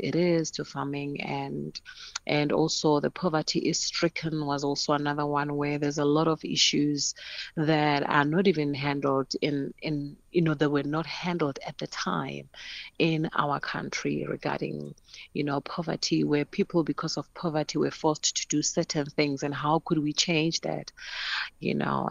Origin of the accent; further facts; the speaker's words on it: Polokwane, Limpopo, South Africa; growing up in Polokwane